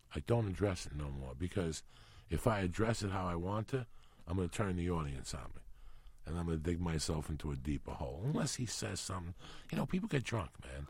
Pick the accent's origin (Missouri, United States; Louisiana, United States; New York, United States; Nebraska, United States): New York, United States; New York City; born or raised there; first language Spanish; English is a second language; moved away as an adult; also born or lived in Cuba